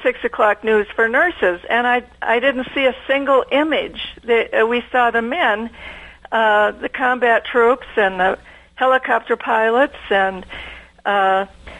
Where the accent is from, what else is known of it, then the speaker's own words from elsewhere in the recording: Minnesota, United States; I was growing up in Minnesota on a dairy farm